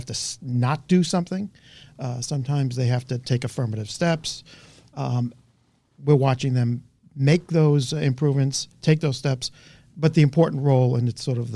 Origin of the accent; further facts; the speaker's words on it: New York, United States; also born or lived in Brooklyn / Queens; I was born in Brooklyn, spent the early years there. Then we moved out to Queens. So my, experience as a young kid was playing on the streets of New York